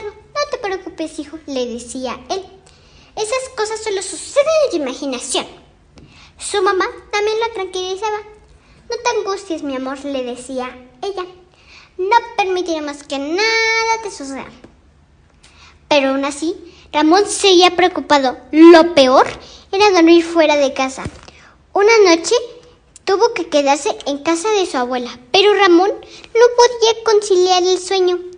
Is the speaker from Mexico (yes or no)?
yes; Mexico; Voy en segundo grado. Voy en la escuela Aníbal Ponce. Soy mexicana.